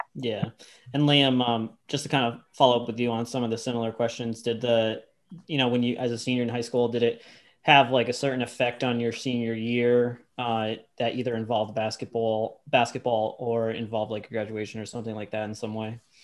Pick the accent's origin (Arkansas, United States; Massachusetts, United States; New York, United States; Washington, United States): New York, United States; New York area, United States; grew up in the new york area